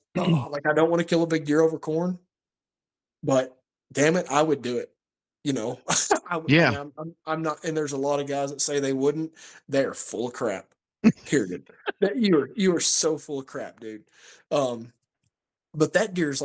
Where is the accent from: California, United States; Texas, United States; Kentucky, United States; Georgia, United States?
Kentucky, United States; in my hometown of Kentucky